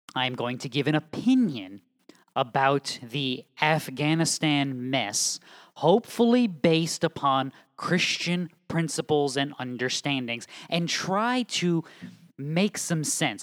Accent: New England, United States; moved away as an adult; also born or lived in Southeastern United States; now in Midwest, United States; I was born and raised in New England

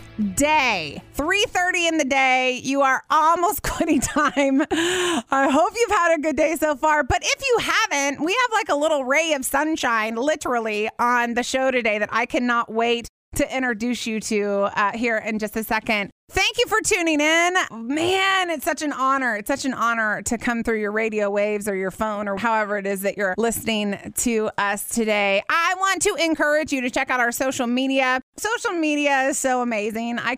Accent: Terre Haute, Indiana, United States; moved away; I was raised in Terre Haute, Indiana.

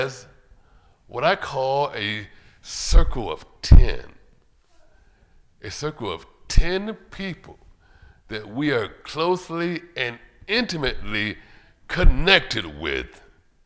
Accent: Cleveland, Ohio, United States; Growing up in Cleveland, Ohio, my mom and dad, God bless both of them, they were always inviting people to the house

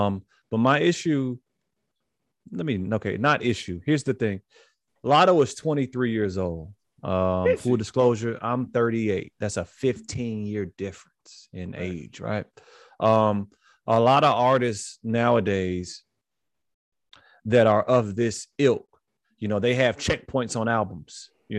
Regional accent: Chicago, Illinois, United States; I was born on the West Side.

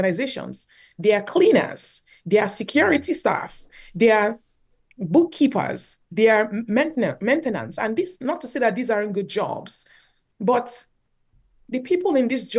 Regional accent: Nigeria; moved away as an adult; now in Canada; growing up in Nigeria

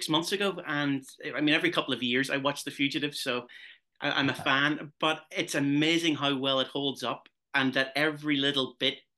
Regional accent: Derry, Northern Ireland, United Kingdom; I'm actually from Derry, which is in the northwest

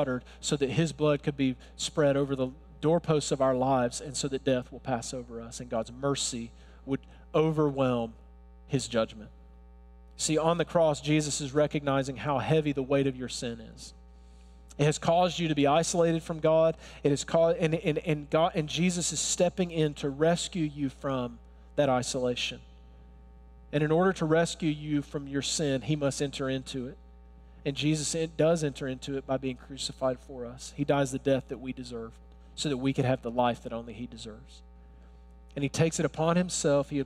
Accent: Alabama, United States; accent: Alabama; I was born and raised in Alabama. If you're wondering, where's that accent from? I can't, it's not Brooklyn, it's Alabama.

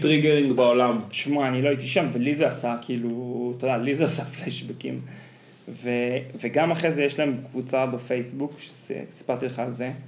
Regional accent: Israel; אחת החוויות שלי בתור ילד בקיבוץ

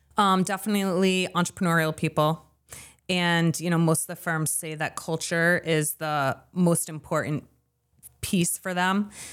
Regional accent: Lewiston, Maine, United States; now in southern Maine, United States; I grew up in Lewiston.

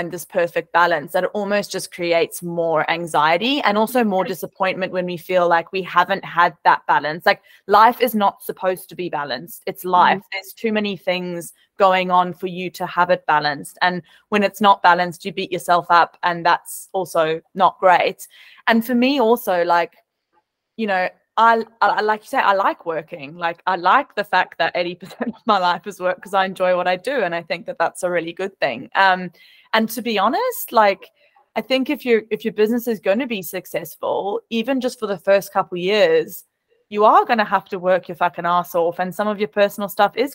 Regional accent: South Africa; now in Australia; as a South African.

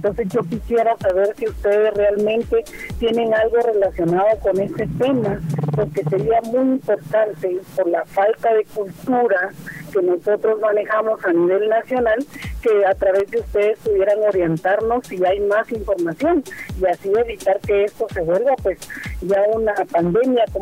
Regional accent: Guatemala; nosotros como guatemaltecos

